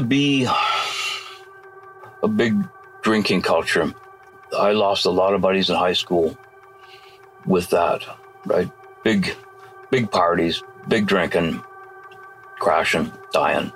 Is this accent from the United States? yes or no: no; Port Alberni, British Columbia, Canada; moved away as an adult; I grew up in Port Alberni, lived here most of my life.